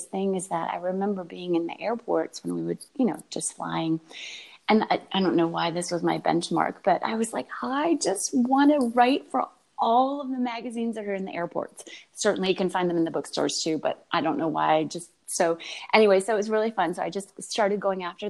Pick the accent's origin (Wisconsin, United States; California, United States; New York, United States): New York, United States; upstate; I grew up in upstate New York